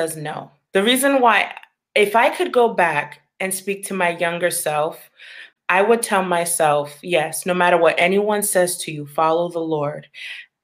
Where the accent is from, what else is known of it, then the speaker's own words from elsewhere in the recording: Long Island, New York, United States; I was born and raised in Long Island, New York. But I was raised in a Haitian household.